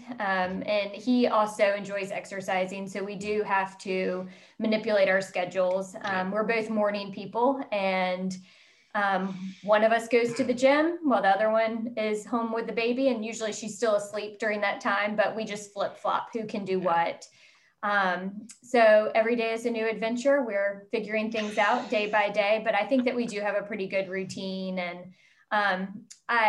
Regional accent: Charlotte, North Carolina, United States; also born or lived in Baltimore; I'm actually from Charlotte originally

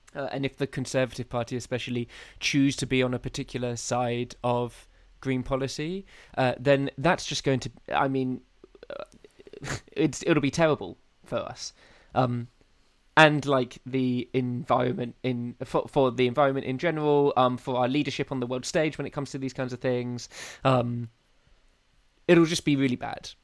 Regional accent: United Kingdom; I quite like being British. Oh, yeah. I'm quite pr- proud of being um, from this soggy island

